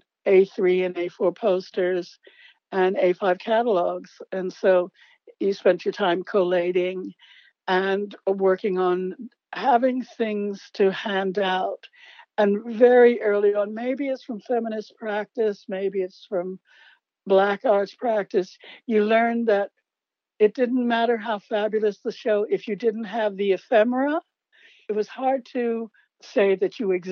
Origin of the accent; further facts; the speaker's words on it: New York, United States; moved away as an adult; also born or lived in San Francisco; growing up in New York, I was born in the late 40s